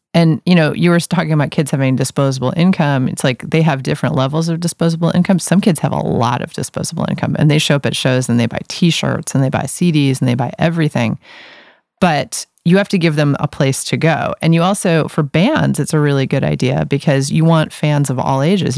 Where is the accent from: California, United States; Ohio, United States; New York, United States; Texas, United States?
New York, United States; New York City; now in Portland, United States; I grew up in New York City